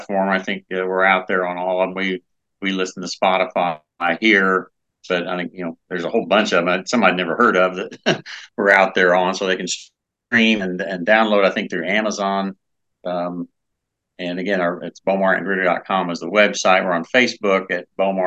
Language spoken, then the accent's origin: English; Indianapolis, Indiana, United States; Indianapolis, which is my hometown